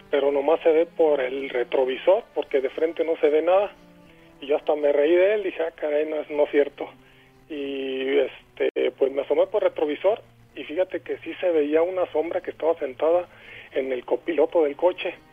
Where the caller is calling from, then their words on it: Guanajuato, Mexico; Este, de Guanajuato.